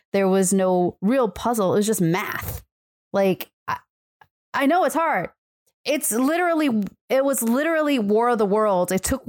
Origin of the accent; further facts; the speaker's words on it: Midwest, United States; I'm from the Midwest. I know what it's like to be freezing cold